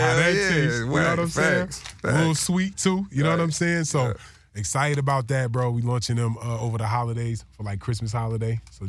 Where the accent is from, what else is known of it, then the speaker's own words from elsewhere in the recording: New Jersey, United States; So, yeah, getting on the East Coast, we feel like I'm from Jersey. You know what I'm saying? Mm-hmm. I got all kinds of roots.